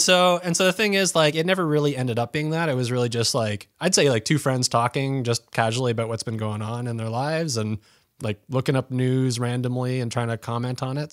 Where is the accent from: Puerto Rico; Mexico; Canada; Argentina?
Canada; Pembroke, Ontario; moved away; growing up in Pembroke